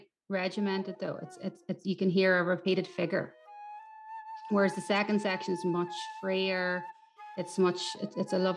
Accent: Newry, Northern Ireland, United Kingdom; I am a composer from Newry in County Down

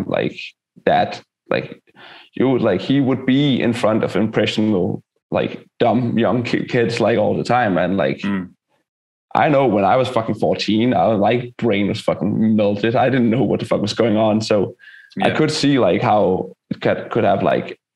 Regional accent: Denmark; we're from Denmark, we're a socialist country

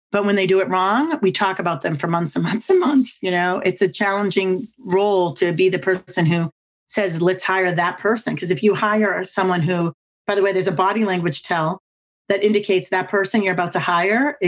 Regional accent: Boston, Massachusetts, United States; now in Virginia, United States; I'm from Boston and we talk super fast and we never stop talking

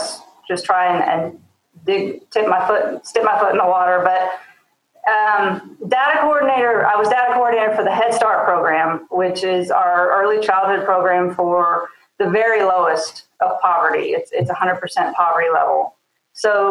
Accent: Alabama, United States; moved away as an adult; also born or lived in Mississippi; now in Oklahoma, United States; I grew up in Alabama and moved out here 2004

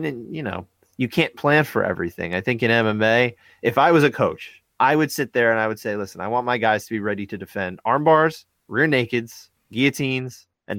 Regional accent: New Jersey, United States; we're from North Jersey.

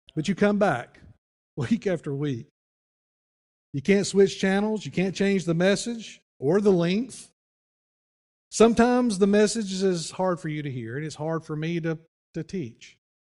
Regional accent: Wilkes County, North Carolina, United States; moved away; I'm originally from Wilkes County

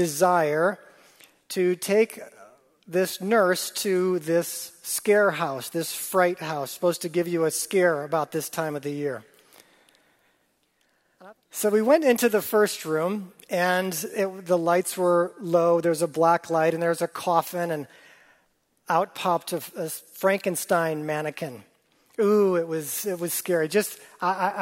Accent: Wisconsin, United States; I grew up in Wisconsin

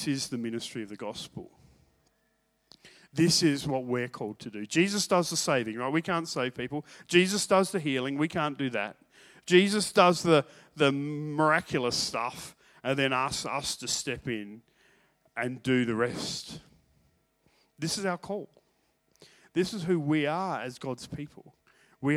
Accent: Australia; I'm from Australia

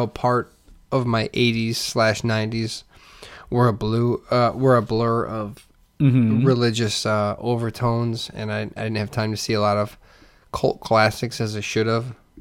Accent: Hammond, Indiana, United States; I grew up in Hammond

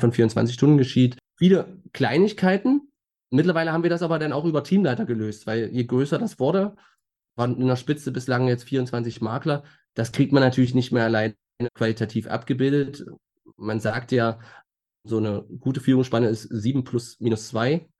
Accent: Magdeburg, Saxony-Anhalt, Germany; geboren in Magdeburg und ein Leben lang hier verwurzelt

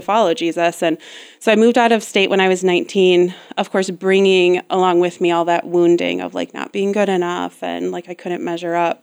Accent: West Michigan, United States; also born or lived in Grand Rapids, Michigan; I was born and raised here in West Michigan, um, and lived here until I was about nineteen

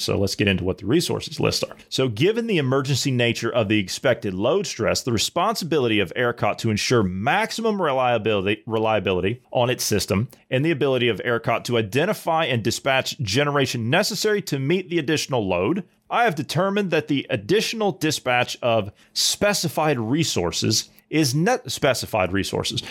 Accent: Ohio, United States; I'm from Ohio

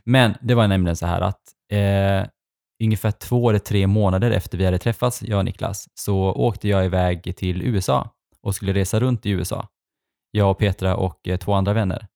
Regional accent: Sweden; also born or lived in Stavanger, Norway; när jag flyttade till Sverige när jag var liten

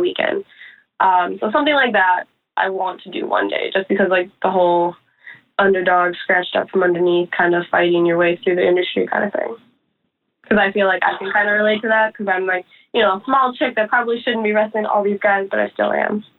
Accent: Chicago, Illinois, United States; we're like obviously from Chicago, so we're used to like rainy and cold and gross

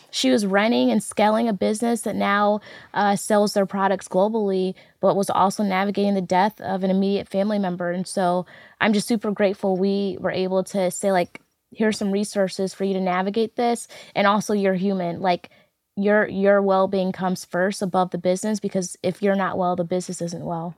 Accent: St. Louis, Missouri, United States; I'm a Saint Louis native, was born and raised in North Saint Louis City, across the street from Fairground Park

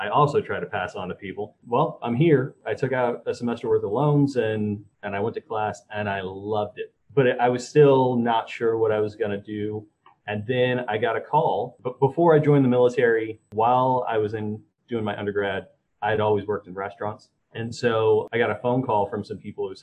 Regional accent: St. Louis, Missouri, United States; moved away; I grew up in the Midwest where, like, soccer was the thing

